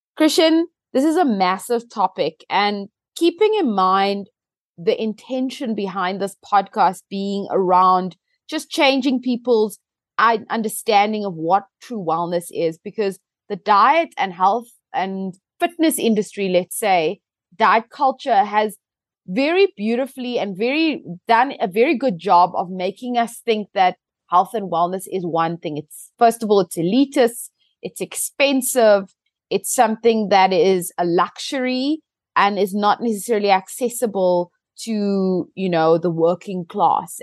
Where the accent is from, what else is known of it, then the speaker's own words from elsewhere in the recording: South Africa; as a South African